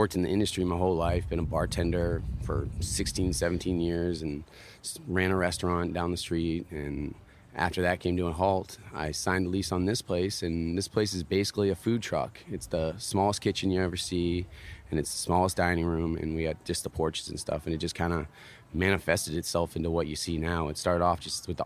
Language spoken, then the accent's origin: English; Massachusetts, United States; moved away as an adult; also born or lived in California / Florida / San Diego; now in Carolina Beach, United States; I was born in Massachusetts, and that's where I started skateboarding. And I grew up with three guys out there